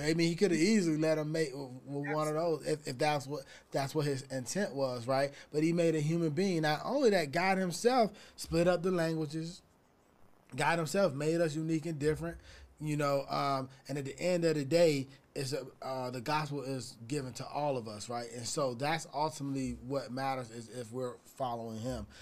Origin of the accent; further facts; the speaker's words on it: Atlanta, Georgia, United States; now in California, United States; I'm from Atlanta, and when I moved to California